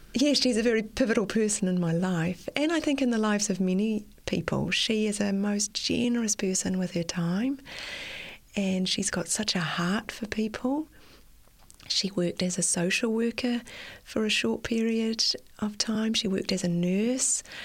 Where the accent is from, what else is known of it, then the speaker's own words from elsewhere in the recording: Auckland, New Zealand; I was born in Auckland and I've spent most of my life in Auckland and I still live in Auckland.